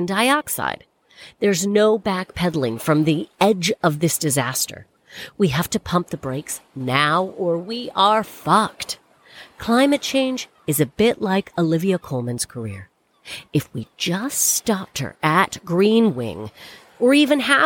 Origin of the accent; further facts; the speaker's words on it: Canada; now in United Kingdom; It's been a really fucking weird week to be a Canadian